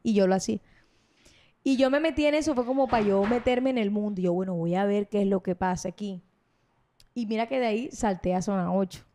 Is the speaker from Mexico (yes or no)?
no; Barranquilla, Atlántico, Colombia; más conocida como la … de Barranquilla